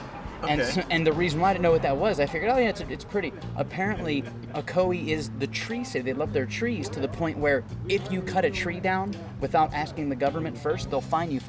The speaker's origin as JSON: {"language": "English", "town": "Pittsburgh", "region": "Pennsylvania", "country": "United States", "tie": "born or raised there", "moved": "yes", "lives_now": "Winter Garden, United States", "said": "I grew up in Pittsburgh"}